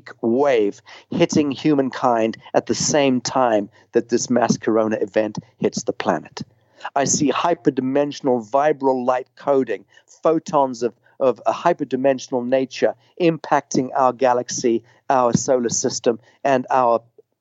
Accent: Zimbabwe; I grew up in Rhodesia

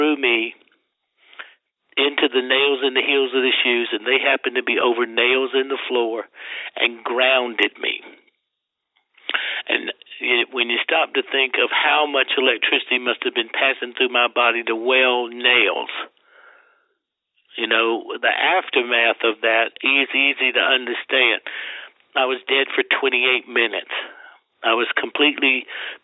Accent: Deep South, United States; now in Las Vegas, United States; I grew up in the Deep South, you know, and everybody goes to hell where I came from

